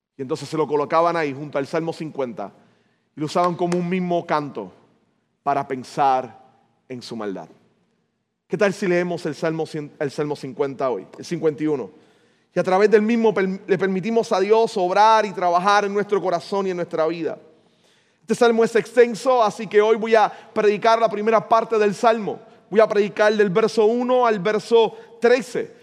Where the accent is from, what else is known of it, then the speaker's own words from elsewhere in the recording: San Juan, Puerto Rico; la escuela donde yo me crié en el 20, en Río Piedra